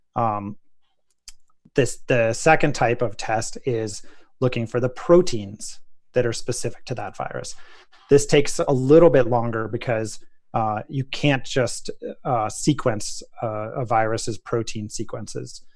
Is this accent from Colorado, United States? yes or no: yes; Colorado, United States; the town of Telluride, Colorado, my home state